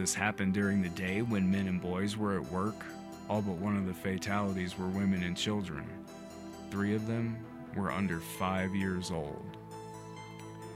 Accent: the South, United States; I grew up in the South, where you don't put syrup on anything

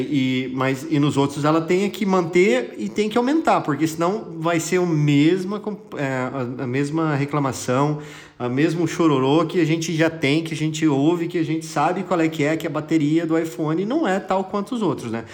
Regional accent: Brazil

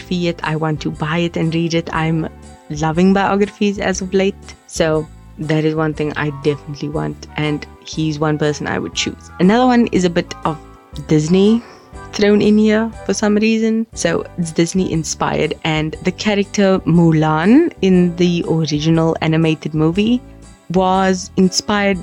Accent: South Africa; as a South African

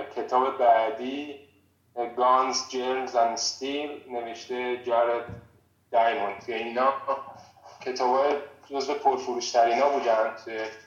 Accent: Iran; now in Prague, Czech Republic; ما به عنوان یک ایرانی

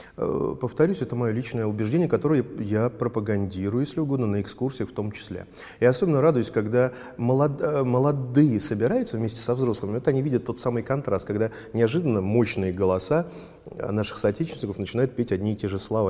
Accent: Volgograd, Volgograd Oblast, Russia; я из Волгограда

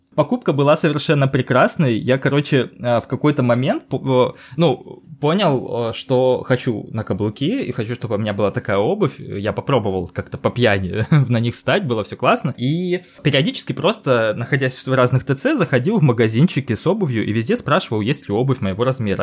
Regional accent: Stavropol, Stavropol Krai, Russia; я не из Москвы, я из Ставрополя

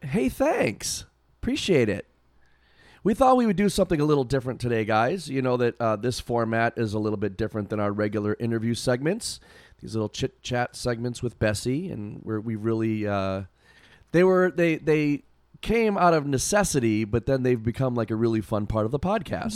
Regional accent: Massachusetts, United States; I said, "Oh, you know, Massachusetts, whatever."

